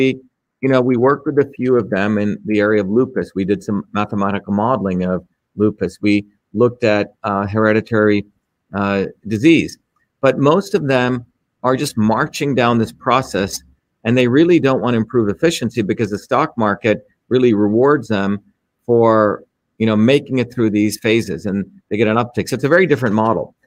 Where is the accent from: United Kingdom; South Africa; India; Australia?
India; moved away; when I grew up in India